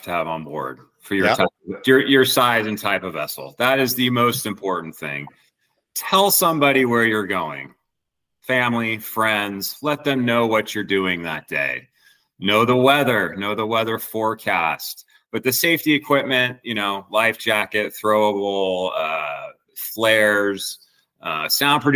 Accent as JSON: {"language": "English", "town": "Santa Cruz", "region": "California", "country": "United States", "tie": "born or raised there", "said": "I grew up in Santa Cruz, California."}